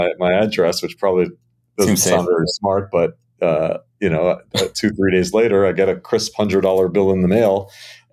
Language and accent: English; Miami, Florida, United States; born or raised there